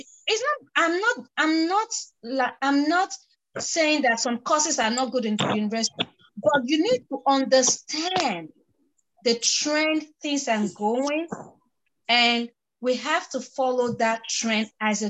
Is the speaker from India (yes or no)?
no; Nigeria; I am from a Nigerian typical home. I understand my parents did not tell me what and what and what and why.